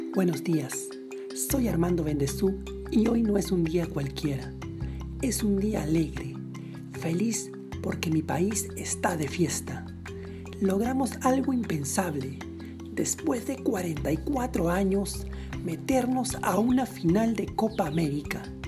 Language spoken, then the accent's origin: Spanish; Peru; Así somos los peruanos.